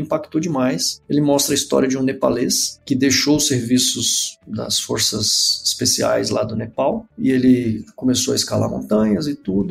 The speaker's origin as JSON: {"language": "Portuguese", "town": "Brasília", "region": "Federal District", "country": "Brazil", "tie": "born or raised there", "said": "sou natural de Brasília"}